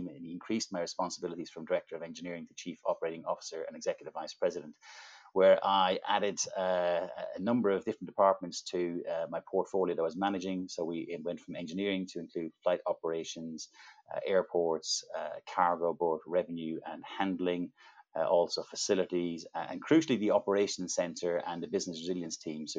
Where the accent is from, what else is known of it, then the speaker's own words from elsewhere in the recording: Ireland; accent: Irish; I'm Irish, and I grew up in a small rural town in Ireland many, many years ago